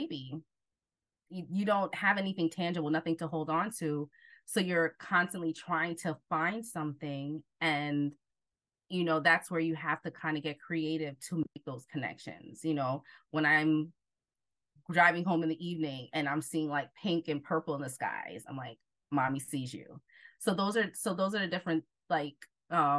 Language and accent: English; New Jersey, United States; also born or lived in Jamaica; I am originally from Jamaica, but grew up in Jersey most of my life